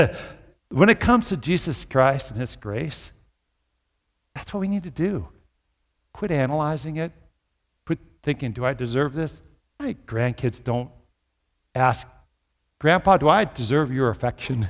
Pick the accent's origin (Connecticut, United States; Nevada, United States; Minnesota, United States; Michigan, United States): Minnesota, United States; now in Brookings, United States; my childhood where I grew up in Minnesota